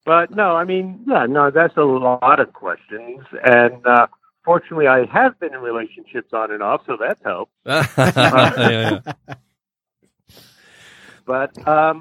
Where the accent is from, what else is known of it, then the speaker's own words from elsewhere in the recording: Long Island, New York, United States; I grew up on Long Island, hence this accent.